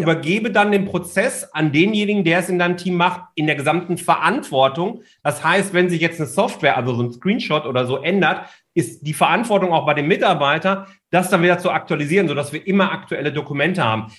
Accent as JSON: {"language": "German", "area": "Ruhr area", "region": "North Rhine-Westphalia", "country": "Germany", "tie": "born or raised there", "said": "Also ich bin ja ein Kind des Ruhrgebiets, komme ja daher"}